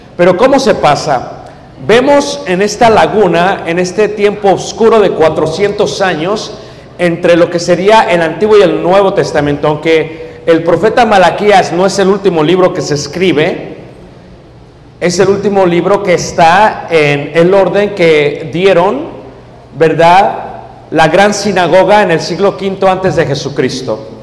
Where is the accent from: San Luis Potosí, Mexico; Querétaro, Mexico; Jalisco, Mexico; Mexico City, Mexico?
Mexico City, Mexico; yo vengo de México